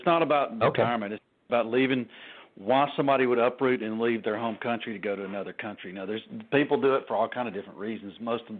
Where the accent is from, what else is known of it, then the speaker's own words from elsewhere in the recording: Alabama, United States; Alabama, South.